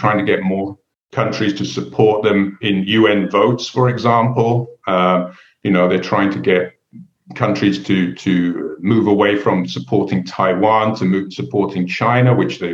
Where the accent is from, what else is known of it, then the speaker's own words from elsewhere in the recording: England, United Kingdom; I grew up in England